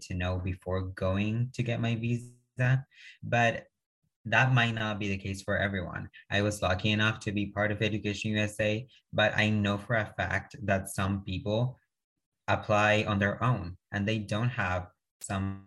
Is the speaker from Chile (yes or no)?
yes; Chile; English is a second language; moved away as an adult; now in United States; originally from Chile